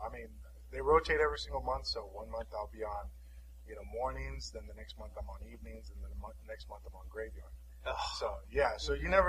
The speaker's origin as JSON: {"language": "English", "region": "Southern California", "country": "United States", "tie": "born or raised there", "said": "we lived paycheck to paycheck growing up. Mm-hmm. You know, we didn't have a whole lot. Mm-hmm. I remember, especially growing up in Southern California"}